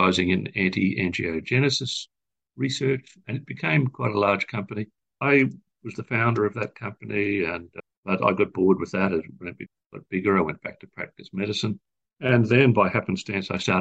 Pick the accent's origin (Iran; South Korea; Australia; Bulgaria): Australia; also born or lived in Europe; I'm an Australian